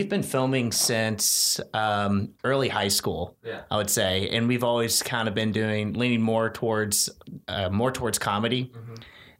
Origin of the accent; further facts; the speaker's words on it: Louisville, Kentucky, United States; I'm from Louisville, Kentucky originally.